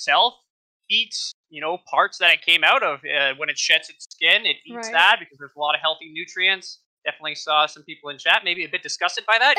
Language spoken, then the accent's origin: English; Ontario, Canada; I'm from Ontario, Canada